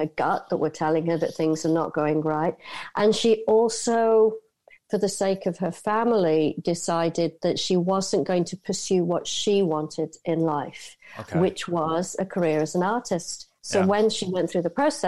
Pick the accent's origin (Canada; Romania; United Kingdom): United Kingdom; moved away as an adult; also born or lived in Asia; I'm born and raised in the United Kingdom, I spent 30 years out in Asia